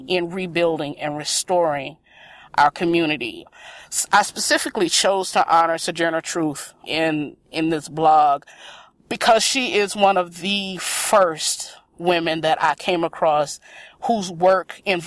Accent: South Carolina, United States; moved away as an adult; now in Chicago, United States; I am from South Carolina.

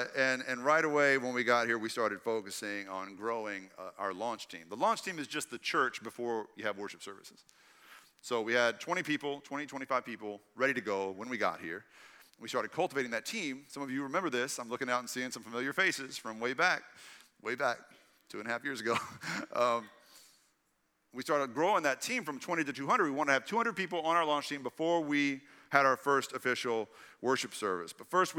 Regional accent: Texas, United States; And I knew the 713 area code because I grew up in East Texas. I knew it was Houston.

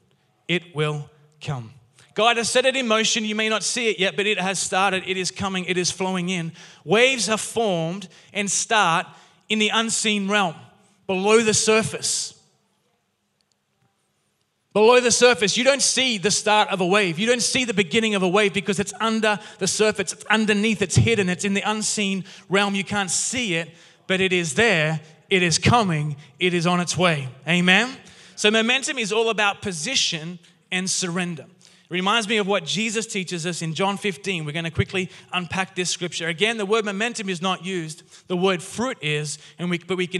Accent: Newcastle, New South Wales, Australia; moved away as an adult; now in Castle Hill, Australia; I grew up in Newcastle

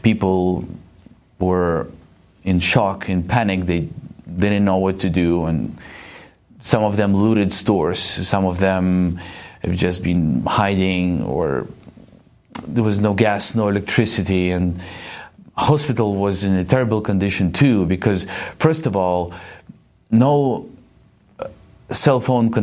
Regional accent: Eastern Ukraine, Ukraine; This is my home. I was born in Eastern Ukraine

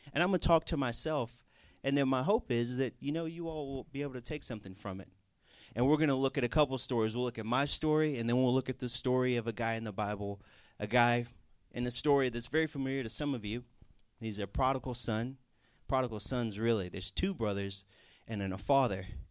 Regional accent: Houston, Texas, United States; moved away; I'm from Houston, Texas

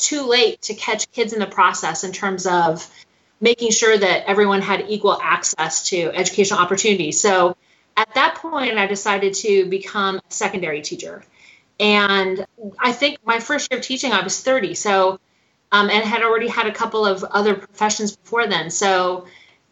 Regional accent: Nebraska, United States; moved away as an adult; now in Athens, Georgia, United States; I am originally from Nebraska and went to the University of Nebraska

